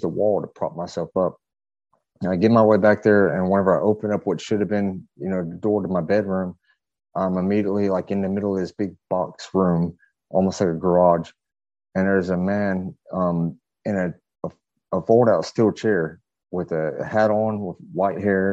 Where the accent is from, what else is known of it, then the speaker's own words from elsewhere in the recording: Fayetteville, North Carolina, United States; I'm from North Carolina. Originally from Fayetteville, North Carolina. I grew up about a mile away from the Bledsoe family